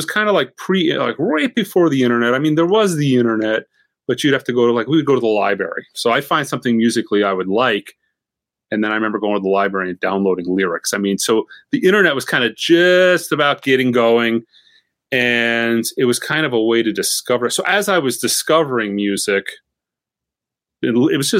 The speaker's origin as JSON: {"language": "English", "region": "Florida", "country": "United States", "tie": "born or raised there", "said": "growing up in Florida"}